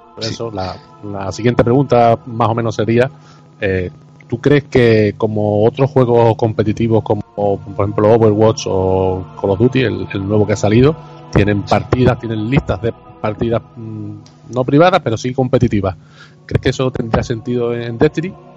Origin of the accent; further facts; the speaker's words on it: Andalusia, Spain; soy andaluz